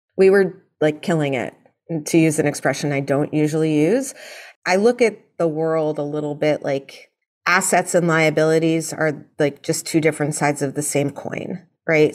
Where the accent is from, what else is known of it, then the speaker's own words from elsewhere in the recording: New York City, New York, United States; I grew up in New York City